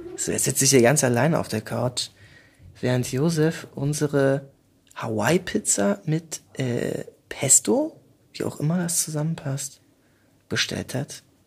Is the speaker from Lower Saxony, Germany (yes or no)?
no; Berlin, Germany; accent: Berlin dialect; ich komme aus, äh, aus Pankow tatsächlich